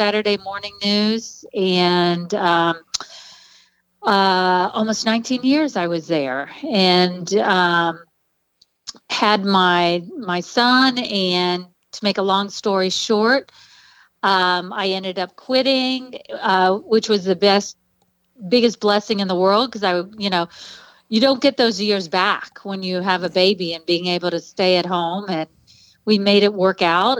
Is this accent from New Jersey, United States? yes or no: no; Dayton, Ohio, United States; also born or lived in Dallas; I was born and raised here in the Dayton area. Yeah, been here all my life other than college